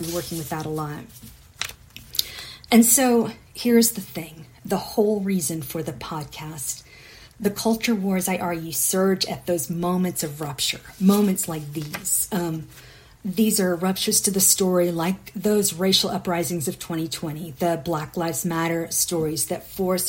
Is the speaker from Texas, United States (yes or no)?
yes; McKinney, Texas, United States; McKenning, my hometown